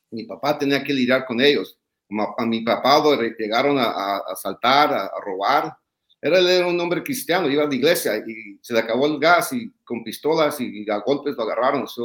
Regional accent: Los Angeles, California, United States; also born or lived in Tijuana, Mexico; nací en Tijuana, me crié en Lincoln Heights y El Sereno.

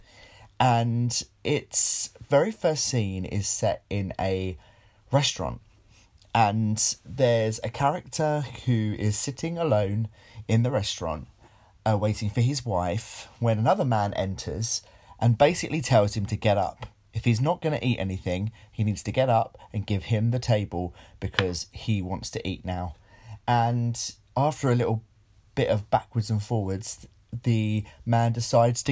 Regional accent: United Kingdom; we're British

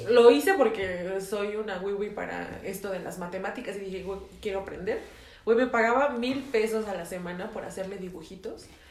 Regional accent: Mexico

